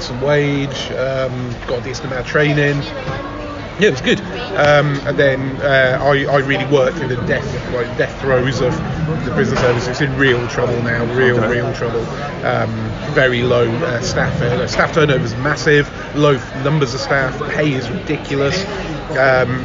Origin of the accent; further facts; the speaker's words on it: Lichfield, West Midlands, United Kingdom; moved away as an adult; also born or lived in Aberdeen, Scotland / Manchester / Southampton; now in London, United Kingdom; And then moved to the Midlands, where I grew up in Lichfield